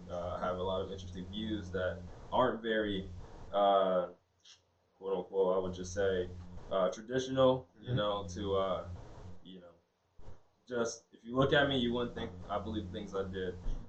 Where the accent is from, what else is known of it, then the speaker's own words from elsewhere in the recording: Ohio, United States; now in South Carolina, United States; But we're from Ohio. We migrated down here with the others. All the other Ohioans hopped in a caravan, came across the border. Now we're here in South Carolina.